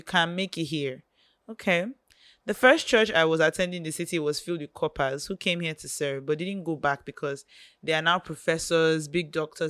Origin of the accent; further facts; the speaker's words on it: Lagos, Nigeria; now in Sokoto, Nigeria; Well, I'm from Lagos, but I school here in Sokoto, and I'm in my final year already studying accounting.